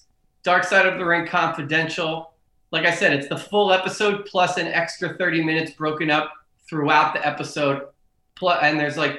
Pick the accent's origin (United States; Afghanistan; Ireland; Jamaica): United States; Philadelphia, Pennsylvania; I'm from Philly